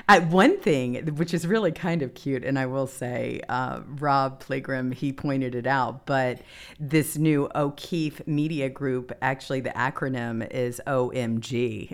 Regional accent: the South, United States; I grew up in the South

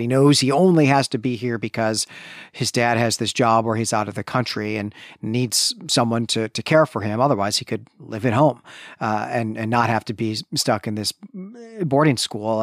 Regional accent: Midwest, United States; born or raised there

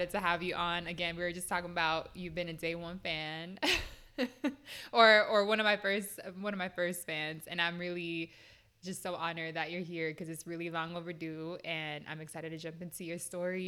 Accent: West Coast, United States; also born or lived in New York; I'm from the West Coast

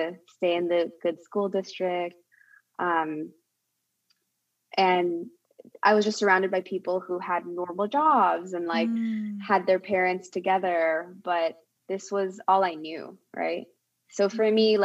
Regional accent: Bay Area, California, United States; born or raised there; also born or lived in Korea

